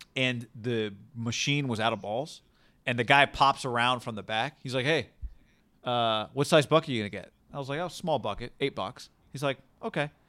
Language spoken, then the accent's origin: English; Davis, California, United States; also born or lived in San Antonio; Davis, where we grew up, two middle schools, one high school